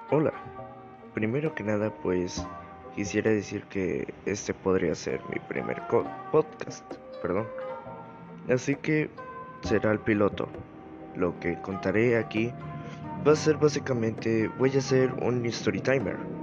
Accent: Mexico; soy mexicano

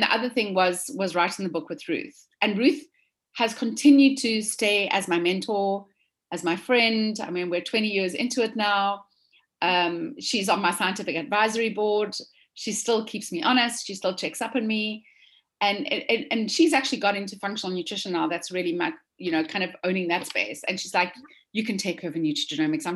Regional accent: South Africa; moved away as an adult; now in United States; from South Africa. I'm a dietitian

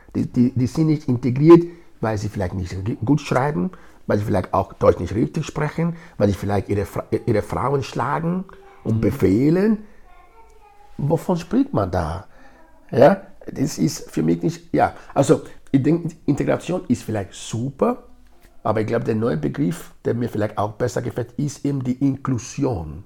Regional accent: Nigeria; first language Edo; German is a second language; now in Graz, Austria; Geboren bin ich in Nigeria, ich lebe in Graz seit fast 30 Jahren

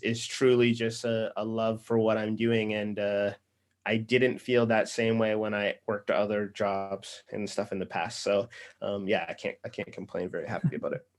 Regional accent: Nova Scotia, Canada; also born or lived in Los Angeles; now in Toronto, Canada; I'm from Nova Scotia. I, I live in Toronto now.

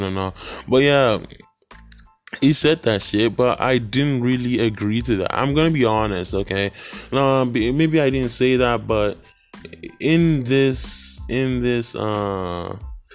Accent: Nigeria; moved away; I'm from Nigeria

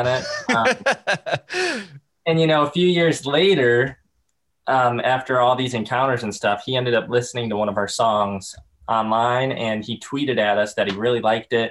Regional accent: Chicago western suburbs, Illinois, United States; we grew up like 25 minutes from downtown Chicago

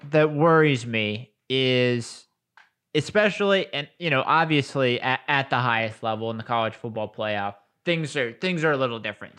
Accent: Colerain, Ohio, United States; I'm originally from Colbert

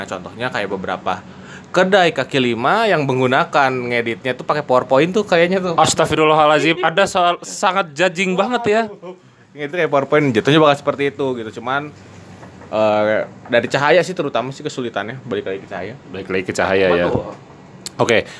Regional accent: Jambi, Indonesia; saya dari Jambi, Mas.

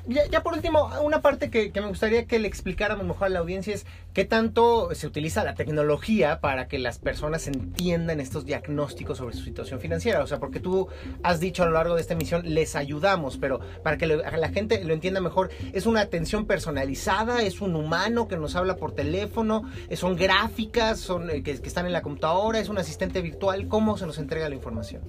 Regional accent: Mexico; acá en México

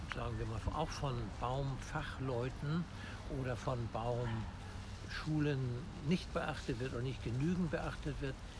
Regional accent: Hamburg, Germany; Ich bin ein echter Hamburger und auch in diesem Stadtteil geboren, wo wir uns gerade befinden, nämlich im Innozenzierpark in Harvestehude Roter Baum

